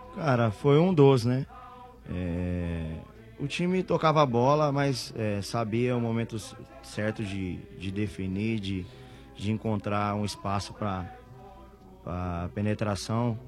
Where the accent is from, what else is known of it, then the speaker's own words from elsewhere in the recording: Ribeirão Preto, São Paulo, Brazil; now in Salvador, Brazil; sou de Ribeirão Preto